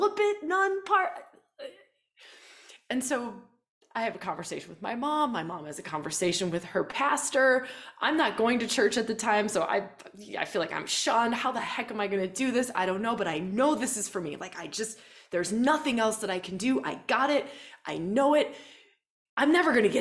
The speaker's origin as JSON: {"language": "English", "region": "Wisconsin", "country": "United States", "tie": "born or raised there", "also_born_or_lived": "Australia", "moved": "as an adult", "said": "I grew up in Wisconsin. Right? Like, I grew up on a farm, a dairy farm."}